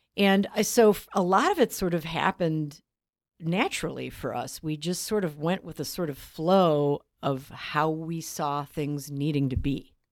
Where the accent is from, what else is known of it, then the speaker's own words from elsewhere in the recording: Chicago, Illinois, United States; I, I grew up in Chicago on the west side